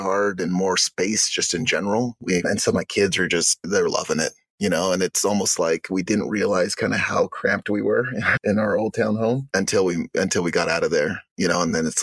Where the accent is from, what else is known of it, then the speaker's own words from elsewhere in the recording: Arizona, United States; also born or lived in Uganda; now in Utah, United States; I grew up in Arizona